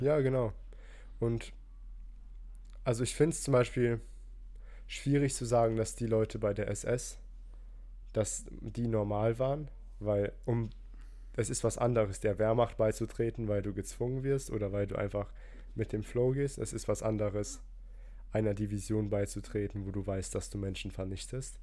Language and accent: German; Rhineland-Palatinate, Germany; ich komme ja aus der Pfalz